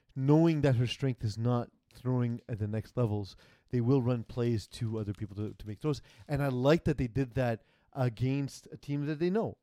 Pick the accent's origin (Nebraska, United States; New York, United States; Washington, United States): New York, United States; New York City; I'm from Brooklyn